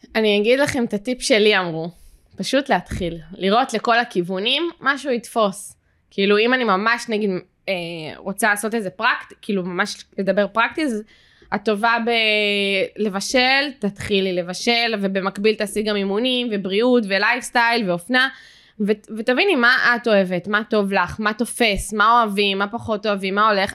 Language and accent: Hebrew; Jerusalem, Jerusalem District, Israel; moved away; אני במקור מירושלים